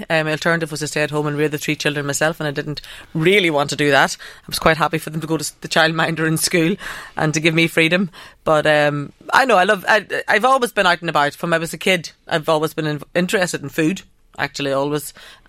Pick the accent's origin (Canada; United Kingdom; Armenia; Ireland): Ireland; accent: northern; So I suppose I've been, with my northern accent, I've been working in Drogheda